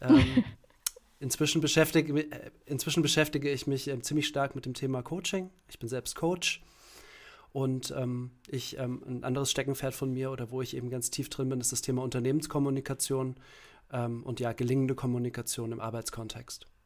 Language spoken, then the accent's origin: German; Langgöns, Hesse, Germany; moved away as an adult; also born or lived in Berlin / Kassel; ich bin, ähm, geboren und aufgewachsen in einem kleinen Ort, ähm, in Hessen